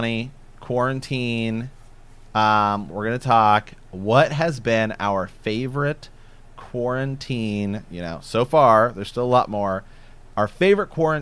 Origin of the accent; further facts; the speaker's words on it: Ohio, United States; moved away; also born or lived in West Coast; we're from Ohio